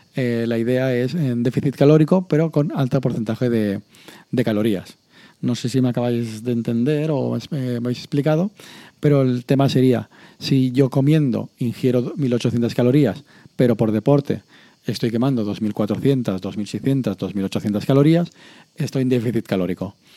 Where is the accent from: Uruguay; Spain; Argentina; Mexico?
Spain; Castellón de la Plana, Valencian Community; aquí a Castellón